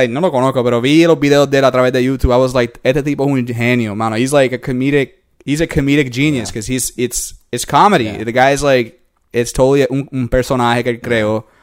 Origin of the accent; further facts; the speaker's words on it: Puerto Rico; moved away; yo soy hombre, un hombre puertorriqueño, hombre latino, yeah. hispanoamericano.